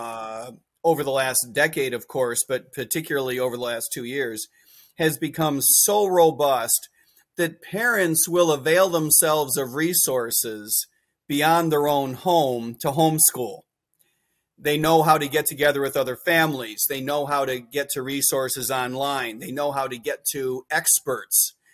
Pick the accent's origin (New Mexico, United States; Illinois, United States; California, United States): Illinois, United States; Chicago; I grew up in Chicago